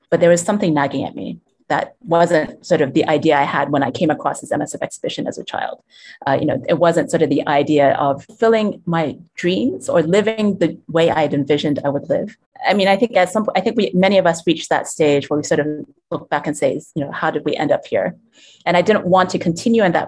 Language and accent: English; Hong Kong; also born or lived in United States / Europe; now in Blantyre, Malawi; I grew up in Hong Kong, and also schooled in the States as well as in Europe